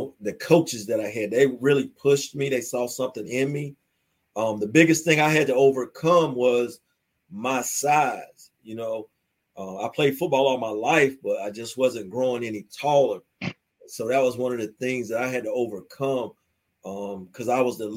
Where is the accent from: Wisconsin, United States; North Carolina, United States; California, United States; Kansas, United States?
North Carolina, United States; Fayetteville; I'm from Fayetteville, North Carolina